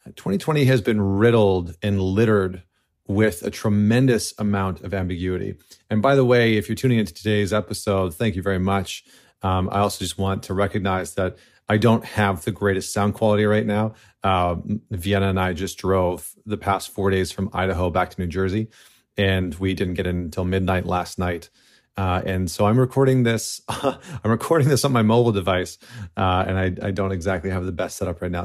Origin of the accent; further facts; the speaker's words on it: Canada; now in United States; as a Canadian living in the United States right now